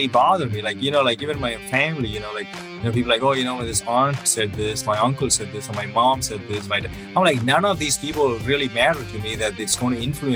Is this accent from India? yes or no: yes; South India, India; moved away as an adult; also born or lived in Southern California; now in United States; I'm originally from South India. I came here in 2008, did my master's in mechanical engineering.